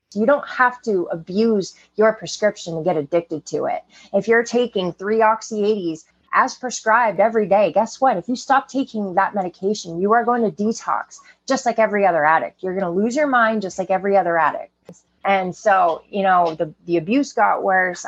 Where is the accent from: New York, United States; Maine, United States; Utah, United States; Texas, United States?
Maine, United States; growing up in Maine, it's 94% white people